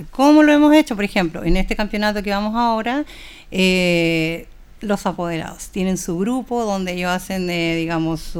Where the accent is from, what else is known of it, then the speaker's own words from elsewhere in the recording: Santiago, Santiago Metropolitan Region, Chile; now in Linares, Chile; Bueno, yo soy de Santiago, yo llegué a vivir acá a Linares y yo partí trabajando en un colegio, haciendo taller de ballet.